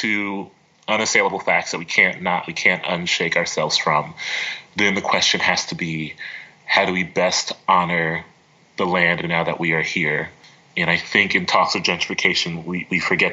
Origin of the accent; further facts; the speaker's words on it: Columbus, Ohio, United States; I loved growing up in Columbus. I loved the experiences I had growing up on the east side of Columbus